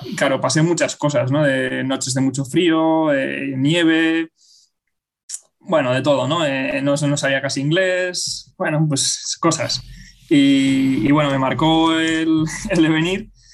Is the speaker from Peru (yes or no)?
no; Bilbao, Basque Country, Spain; also born or lived in Zaragoza; regresé a Bilbao, que yo soy de Bilbao